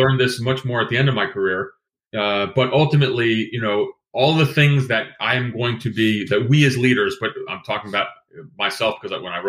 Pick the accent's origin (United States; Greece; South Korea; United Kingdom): Greece; moved away; I was born in Greece.